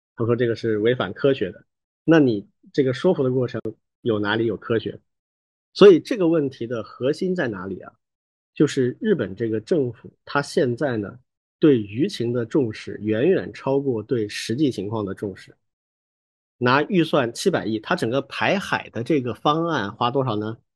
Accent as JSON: {"language": "Chinese", "country": "China", "said": "我们中国人"}